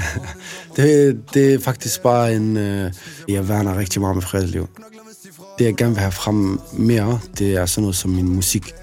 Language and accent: Danish; Aarhus, Central Denmark Region, Denmark; Jeg er en rapper fra Aarhus